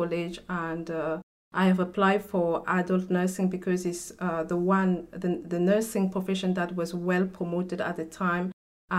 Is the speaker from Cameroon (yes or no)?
yes; Cameroon; first language French; English is a second language; now in England; I come from Cameroon in Africa. So in Cameroon, we speak French. French is our first language